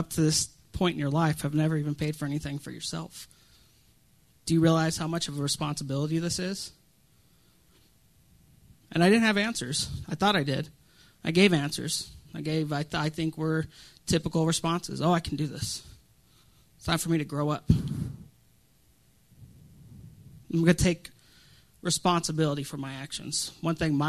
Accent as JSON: {"language": "English", "region": "Colorado", "country": "United States", "tie": "born or raised there", "said": "I'm from Colorado."}